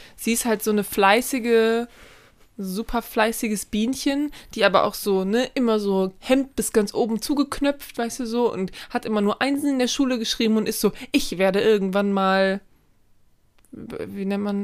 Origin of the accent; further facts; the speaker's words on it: Germany; als Deutsche